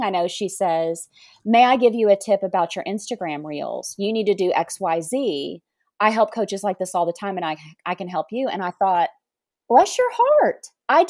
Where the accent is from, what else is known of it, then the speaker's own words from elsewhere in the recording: the South, United States; we have to be sweet in the South